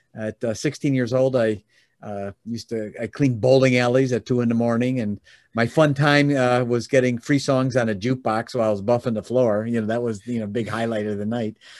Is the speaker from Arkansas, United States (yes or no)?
no; Oak Brook, Illinois, United States; now in Michigan, United States; I was born and raised in the Chicagoland area, Oldbrook specifically